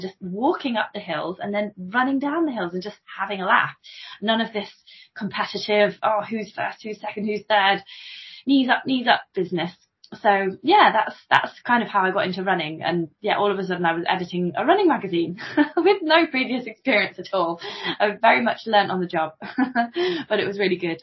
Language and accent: English; Coventry, West Midlands, United Kingdom; now in Stamford, United Kingdom; I spent many a happy day cycling around Rutland Water as a kid because I'm from Coventry. I'm not actually from Stamford. I'm from Coventry originally